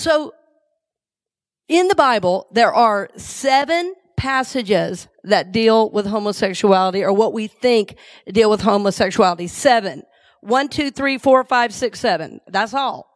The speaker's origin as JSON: {"language": "English", "region": "the South", "country": "United States", "tie": "born or raised there", "moved": "yes", "lives_now": "Tampa, United States", "said": "I grew up in the South"}